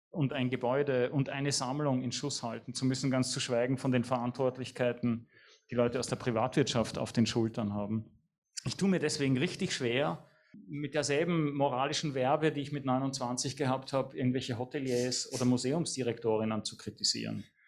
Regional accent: Vienna, Austria; ich bin Wiener

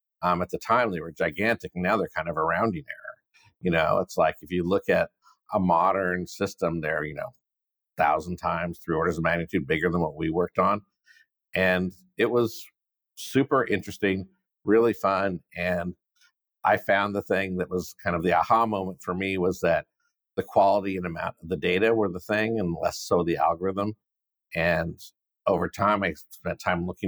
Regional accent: San Diego, California, United States; now in San Francisco, United States; growing up in San Diego, it's warm here.

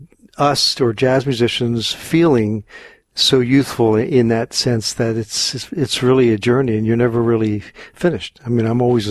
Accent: Philadelphia, Pennsylvania, United States; moved away as an adult; also born or lived in Los Angeles, United States; now in New Jersey, United States; I grew up in Philadelphia and was playing a lot around the city

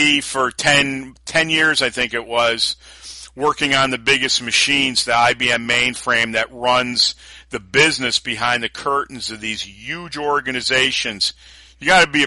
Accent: New Yorker, United States; being a New Yorker too

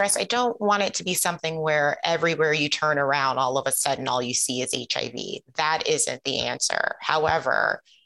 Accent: Ohio, United States; I grew up in Ohio.

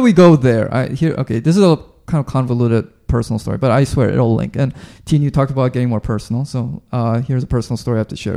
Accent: Vancouver, British Columbia, Canada; I grew up in Vancouver

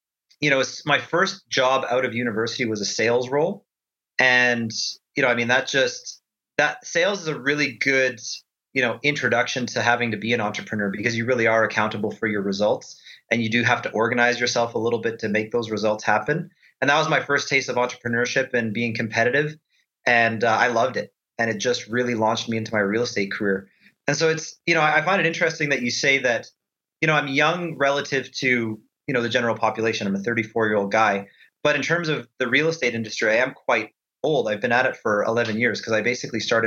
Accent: Edmonton, Alberta, Canada; born and raised in Edmonton, Alberta, Canada

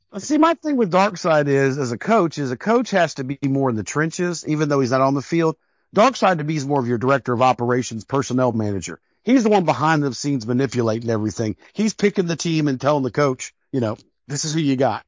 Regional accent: Denver, Colorado, United States; growing up in Denver, I played with a lot of the seventies and eighties Broncos teams

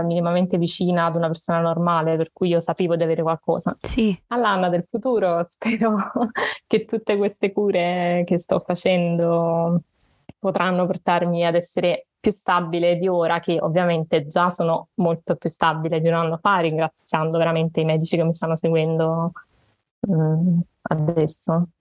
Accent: Naples, Campania, Italy; ho 28 anni e sono di Napoli

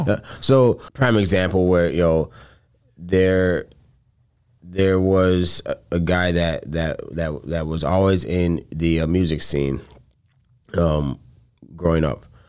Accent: Coral Springs, Florida, United States; moved away; I'm originally from Coral Springs, Florida

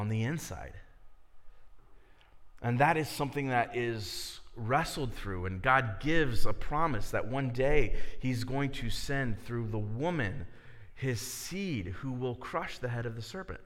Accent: Miamisburg, Ohio, United States; also born or lived in Dayton, Ohio; I grew up in Miamisburg

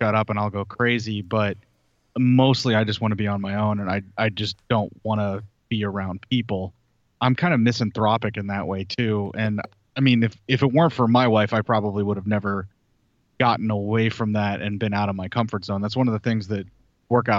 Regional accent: Pennsylvania, United States; moved away as an adult; I was a guy from Pennsylvania in the middle of nowhere, and now I live in the middle of nowhere in the middle of the country

